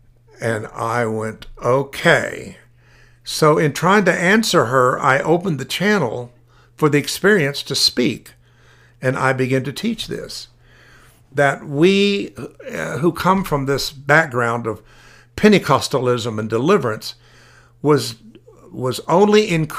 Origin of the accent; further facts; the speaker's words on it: Tulsa, Oklahoma, United States; Now, I was raised in Tulsa, Oklahoma.